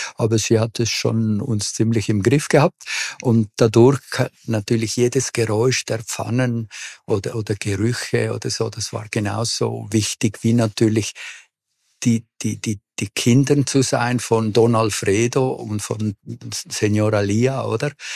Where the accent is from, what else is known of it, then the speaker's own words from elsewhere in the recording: Córdoba, Argentina; also born or lived in Buenos Aires; now in Zurich, Switzerland; Also geboren bin ich in Buenos Aires, aber wirklich aufgewachsen bin ich in Cordoba.